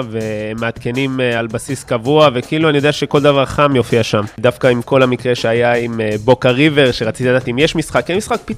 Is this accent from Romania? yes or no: no; Argentina; טוב, אני ארגנטינאי, אז ככה, רוב הספורטאים שאני באמת עוקב אחריהם הם שחקני כדורגל ארגנטינה